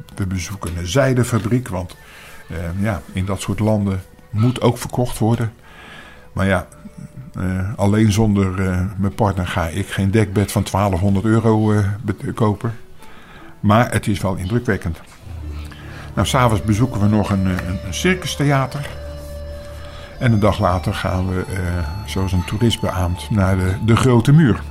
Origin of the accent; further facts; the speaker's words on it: Netherlands; als, als Nederlanders